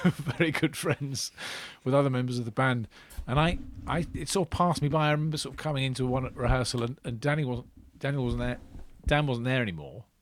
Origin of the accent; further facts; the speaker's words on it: Portsmouth, South East England, United Kingdom; I grew up in Portsmouth